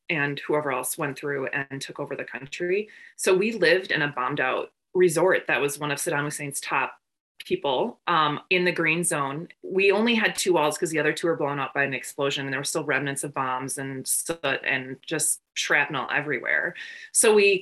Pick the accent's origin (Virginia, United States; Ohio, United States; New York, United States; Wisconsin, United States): Wisconsin, United States; Northern; also born or lived in Madison, Wisconsin / Aylesbury, England / Fargo; I grew up in Northern Wisconsin for the first 8 years